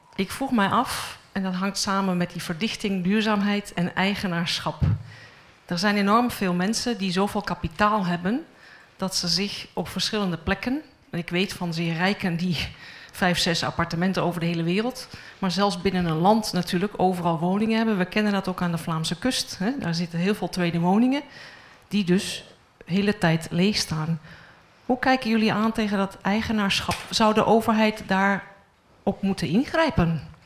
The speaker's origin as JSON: {"language": "Dutch", "country": "Netherlands", "moved": "yes", "said": "Ik ben van oorsprong Nederlands"}